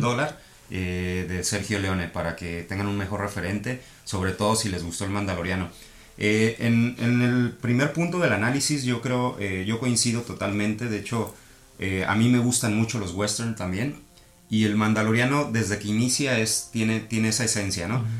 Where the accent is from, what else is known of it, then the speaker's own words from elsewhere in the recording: Mexico City, Mexico; now in Tijuana, Mexico; soy chilango.